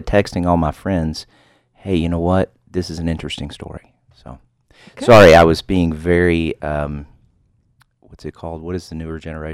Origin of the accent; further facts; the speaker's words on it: the South, United States; I'm from the South